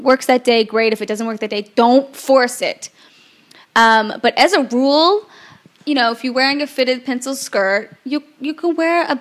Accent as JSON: {"language": "English", "town": "Memphis", "region": "Tennessee", "country": "United States", "said": "I'm from Memphis, Tennessee"}